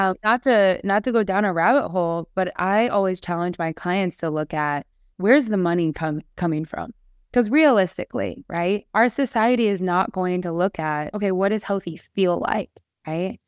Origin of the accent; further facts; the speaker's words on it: Nebraska, United States; moved away; also born or lived in Austin, Texas; I'm from Nebraska.